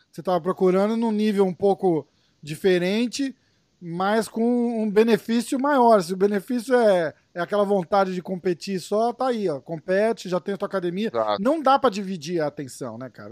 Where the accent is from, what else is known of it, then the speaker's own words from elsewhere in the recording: Brazil; como brasileiro